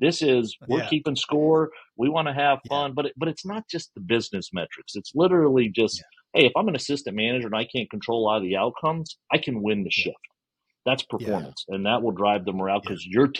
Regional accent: Houston, Texas, United States; I grew up in Houston

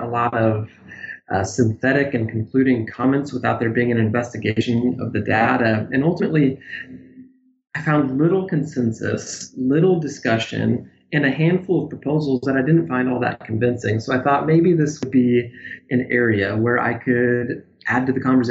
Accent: Pella, Iowa, United States; moved away; I grew up in Iowa, a little town called Pella.

